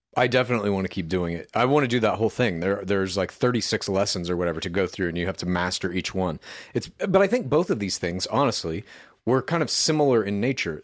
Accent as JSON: {"language": "English", "region": "Midwest", "country": "United States", "tie": "born or raised there", "said": "I grew up in the Midwest, you see, and we used to call it pop there as well."}